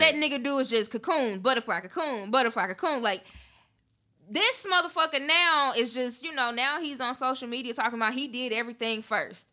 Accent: Memphis, Tennessee, United States; moved away; I grew up in Memphis.

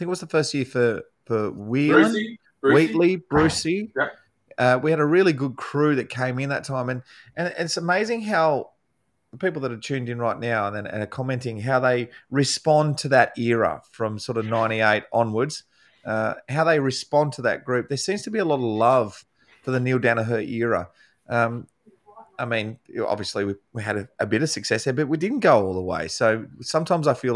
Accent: Australia; as a Aussie guy

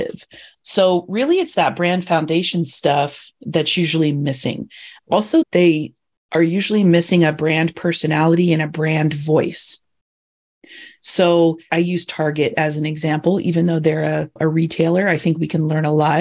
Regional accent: Indiana, United States; I grew up in Indiana

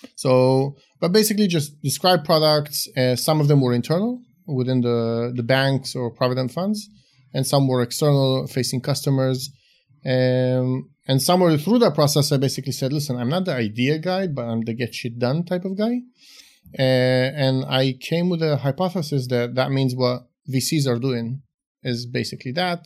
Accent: Israel; also born or lived in Romania; moved to Israel when I was about five, grew up in Israel

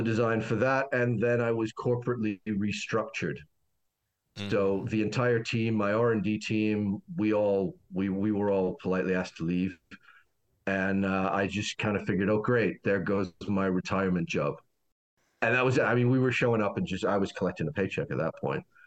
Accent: Canada; started off as many Canadian guys do down here

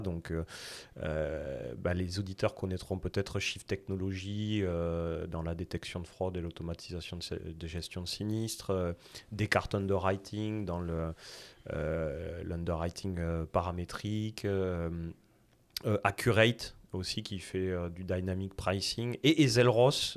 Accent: south-west France, France; accent: south-west French; moved away as an adult; now in Montreal, Canada; originaire de France et mon accent, c'est même le sud-ouest de la France.

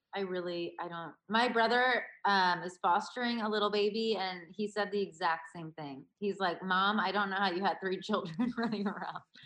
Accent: Baltimore, Maryland, United States; growing up in Baltimore

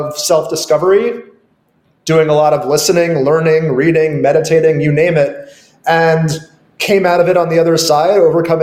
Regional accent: New York, United States; moved away; also born or lived in Los Angeles; I grew up in New York, and I've also lived in LA and other parts of the world temporarily

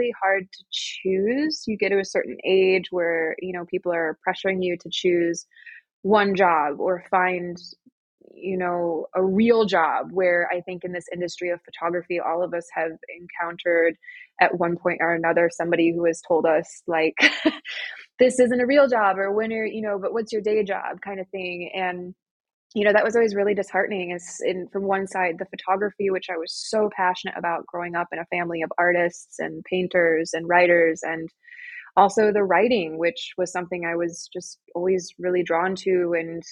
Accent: Michigan, United States; moved away as an adult; now in Austria; I am American. I was born and raised in the United States, Michigan

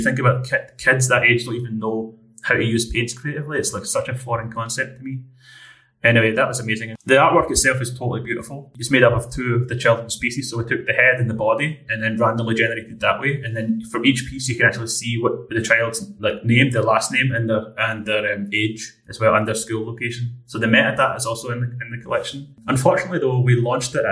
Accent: Scotland, United Kingdom; being the Scottish person I am

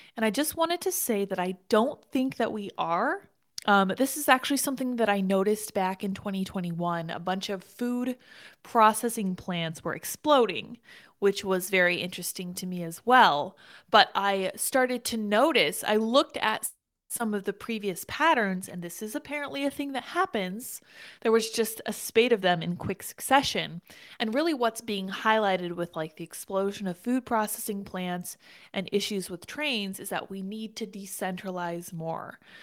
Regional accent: Colorado, United States; I'm from Colorado

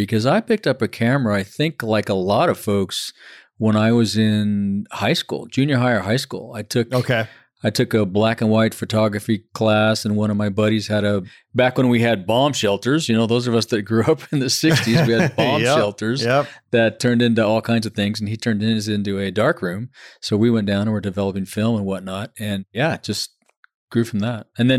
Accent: Fontana, California, United States; I grew up in Fontana, California, just east of you. Yeah, out there in the Inland Empire. It was a steel town back then, back in the 60s and 70s.

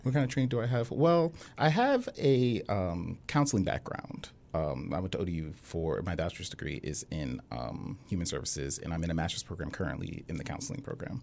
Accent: Hampton, Virginia, United States; I was born in Hampton, born and raised

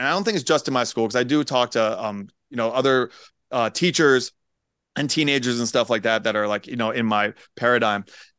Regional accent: Pennsylvania, United States; moved away; it's a lot of transplants. You know, like I'm from Pennsylvania originally.

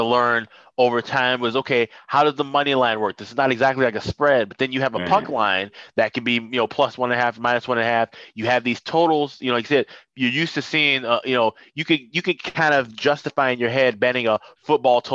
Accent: Chicago, Illinois, United States; moved away as an adult; also born or lived in St. Paul, Minnesota; I'm born and raised in Chicago

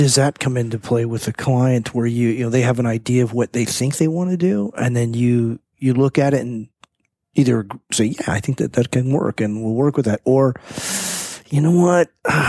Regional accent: the Peninsula, California, United States; I'm from here, the peninsula

